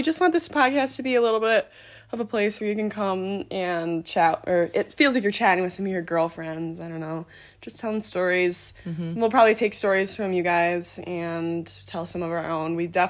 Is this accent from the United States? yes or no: yes; Grand Rapids, Michigan, United States; we're from Grand Rapids.